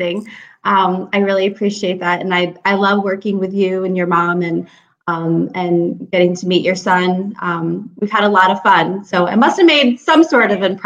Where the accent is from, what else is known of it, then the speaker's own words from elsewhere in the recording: Springfield, Massachusetts, United States; moved away as an adult; also born or lived in Florida; now in Troy, United States; I'm from Springfield, Massachusetts. Home of the Basketball Hall of Fame, and that's about it. So growing up in Springfield